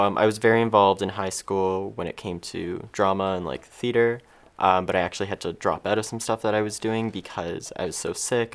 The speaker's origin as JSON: {"language": "English", "town": "Mississauga", "region": "Ontario", "country": "Canada", "tie": "born or raised there", "said": "I grew up in Mississauga"}